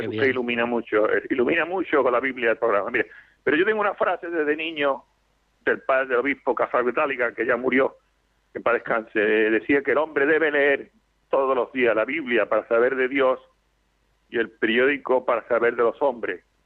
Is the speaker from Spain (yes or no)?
yes; Spain; hablo España porque soy española